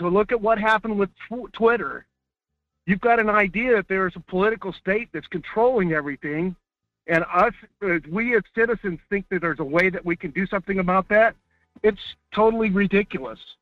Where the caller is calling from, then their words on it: Delta Junction, Alaska, United States; calling from Delta Junction